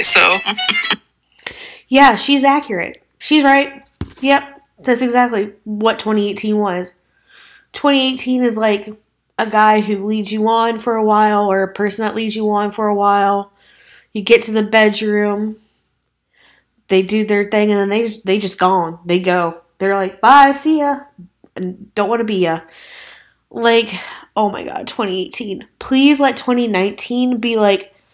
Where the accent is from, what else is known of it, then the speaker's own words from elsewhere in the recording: Midwest, United States; I say the word you guys as I'm from the Midwest and it's a generalized term there.